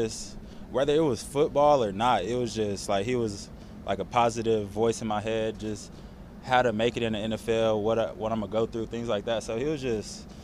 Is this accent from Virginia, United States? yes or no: no; Las Vegas, Nevada, United States; moved away; It's my hometown team